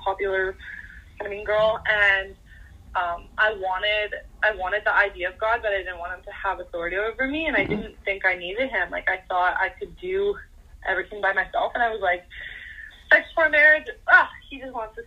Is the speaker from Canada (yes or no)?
yes; Canada; I am 19 years old and I'm from Canada